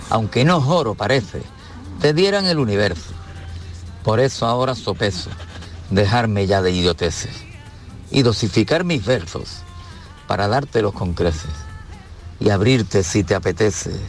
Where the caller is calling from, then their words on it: Málaga, Andalusia, Spain; de Málaga